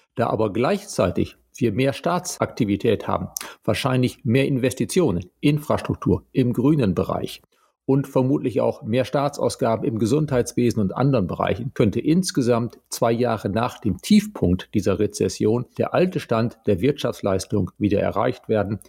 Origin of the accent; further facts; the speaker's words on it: Germany; bei uns in Deutschland